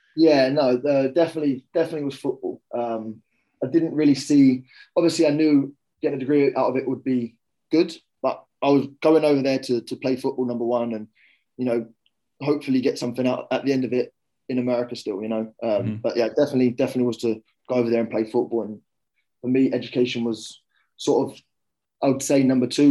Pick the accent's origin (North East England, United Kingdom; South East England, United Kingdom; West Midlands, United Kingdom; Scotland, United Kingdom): South East England, United Kingdom; Kent; also born or lived in London; I was born in London, and uh, mm. my family moved out to Kent